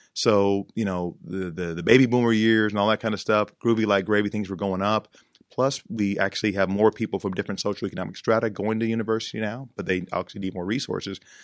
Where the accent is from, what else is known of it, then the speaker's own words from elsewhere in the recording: Texas, United States; now in Pittsburgh, United States; in my home state of Texas